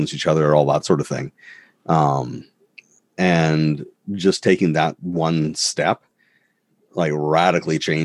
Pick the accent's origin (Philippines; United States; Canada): Canada; I'm Canadian